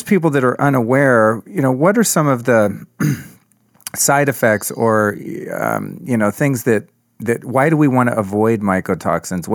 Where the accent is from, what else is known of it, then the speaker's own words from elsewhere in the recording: Northern California, United States; I grew up in Northern California